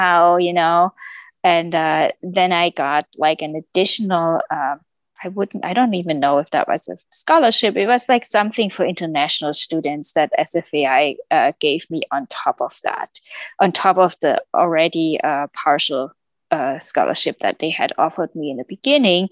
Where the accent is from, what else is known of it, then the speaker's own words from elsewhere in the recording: Germany; moved away as an adult; I came from Germany